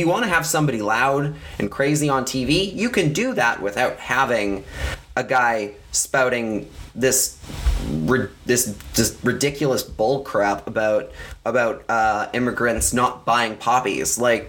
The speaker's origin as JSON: {"language": "English", "country": "Canada", "said": "And that's what because that's what being Canadian is all about."}